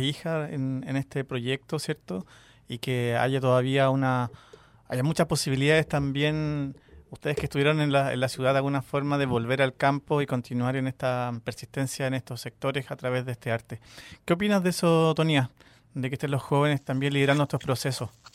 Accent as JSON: {"language": "Spanish", "country": "Chile", "said": "nosotros como, chilenos"}